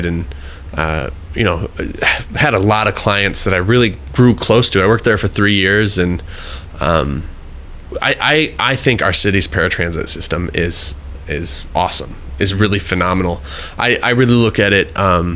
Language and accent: English; Sun Prairie, Wisconsin, United States; I grew up in Sun Prairie